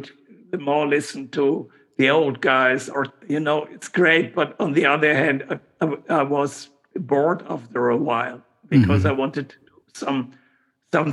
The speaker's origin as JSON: {"language": "English", "town": "Aachen", "region": "North Rhine-Westphalia", "country": "Germany", "tie": "born or raised there", "also_born_or_lived": "Cologne", "said": "My hometown is Aachen, Aix-la-Chapelle, the most western city in Germany"}